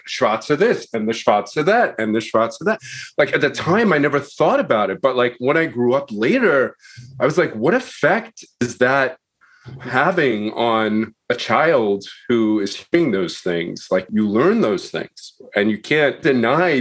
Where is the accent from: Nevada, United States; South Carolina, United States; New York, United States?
New York, United States; Long Island; I grew up in Long Island in an area that was segregated.